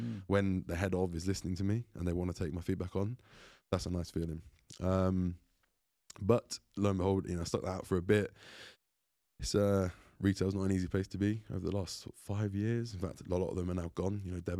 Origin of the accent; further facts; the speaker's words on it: Grays, East of England, United Kingdom; born there; I was born in Grays, Essex, back in the UK. I was not there for long, like a couple of years. Moved around a lot as a kid.